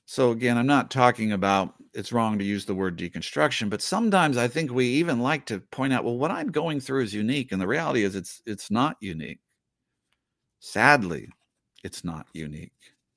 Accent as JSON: {"language": "English", "area": "the Northwest", "region": "Pacific Northwest", "country": "United States", "tie": "born or raised there", "said": "I grew up in the Northwest"}